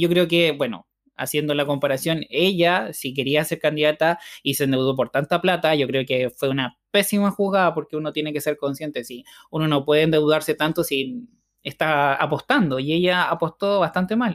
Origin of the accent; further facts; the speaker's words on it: Chile; muchos chilenos somos mitad español y mitad mapuche